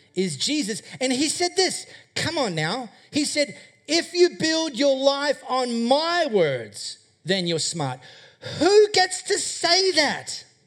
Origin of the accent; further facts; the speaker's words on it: High Wycombe, Western Australia, Australia; I grew up in High Wycombe, just over there.